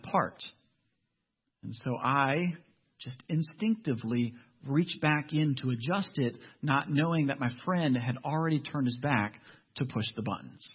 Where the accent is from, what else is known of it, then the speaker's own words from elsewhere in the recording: Ohio, United States; I'm actually from Ohio